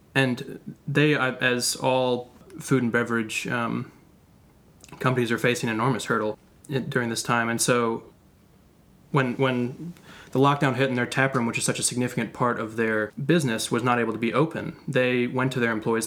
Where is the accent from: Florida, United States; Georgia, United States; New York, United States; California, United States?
Georgia, United States; Athens; Athens, Georgia, actually my hometown